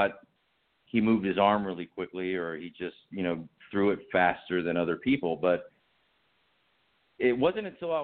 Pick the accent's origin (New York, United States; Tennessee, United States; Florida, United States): Florida, United States; Miami; I was born and raised in Miami